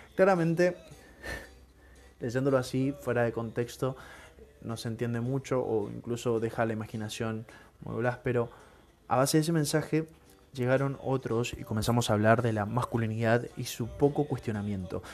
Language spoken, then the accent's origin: Spanish; Argentina; te inculcan desde chiquito, si sos argentino